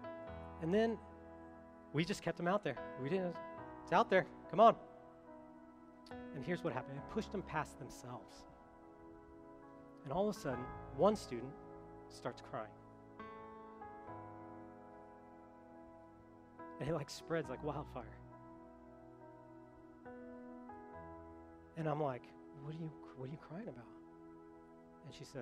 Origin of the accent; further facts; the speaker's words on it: Colorado, United States; moved away; I'm from Colorado